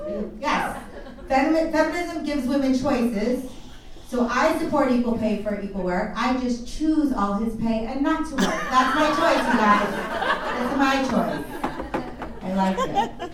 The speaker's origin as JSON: {"language": "English", "country": "United States", "tie": "born or raised there", "also_born_or_lived": "New Jersey", "said": "I am Indian, as I mentioned before. My parents, though, are actually from India. I was born and raised here in the United States. And I'm very proud to be from the United States"}